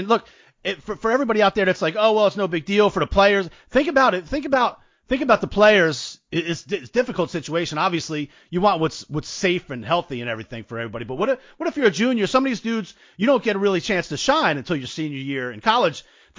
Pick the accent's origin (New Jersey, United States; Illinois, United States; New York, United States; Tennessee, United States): New Jersey, United States; But I grew up in New Jersey.